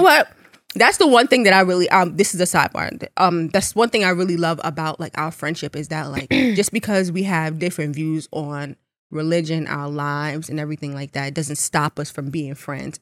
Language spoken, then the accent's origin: English; Jamaica; I'm Jamaican.